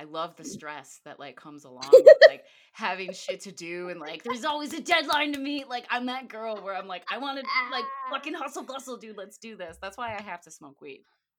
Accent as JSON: {"language": "English", "region": "Florida", "country": "United States", "tie": "born or raised there", "also_born_or_lived": "Michigan", "said": "I'm from Florida too. Okay, so I was born in Michigan, but I was raised in Florida."}